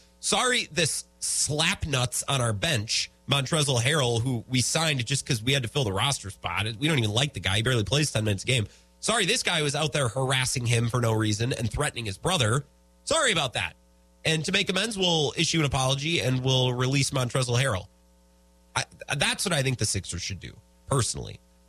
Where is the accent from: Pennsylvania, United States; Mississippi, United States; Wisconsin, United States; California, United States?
Wisconsin, United States; Menomonie; When I grew up in Menominee, the mean streets of Menominee, the beautiful 715